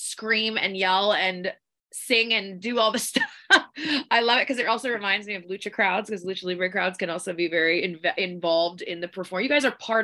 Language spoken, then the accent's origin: English; Victoria, British Columbia, Canada; We're from Victoria, British Columbia